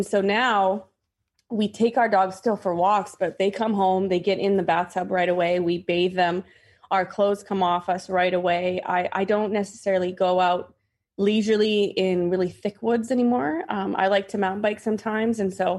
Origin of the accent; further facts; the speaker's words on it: Canada; now in Massachusetts, United States; So I'm not from Massachusetts, and that's where I live. I mean, I obviously grew up in Canada, and I lived and played in the woods my entire life.